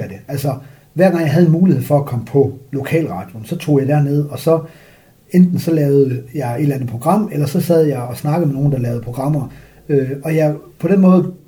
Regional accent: Frederikshavn, North Denmark Region, Denmark; moved away; also born or lived in Hobro; jeg er vokset op i Frederikshavn

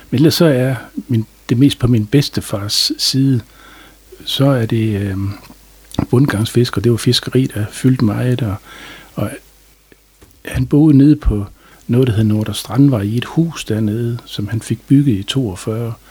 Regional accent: Aalbæk, North Denmark Region, Denmark; Jamen, jeg er født i 1955 oppe i, på Centralvej i en lille toværelses lejlighed, som mine forældre havde.

